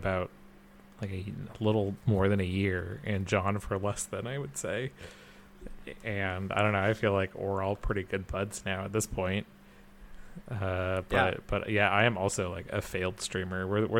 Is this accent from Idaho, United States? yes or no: yes; Idaho, United States; I'm from Idaho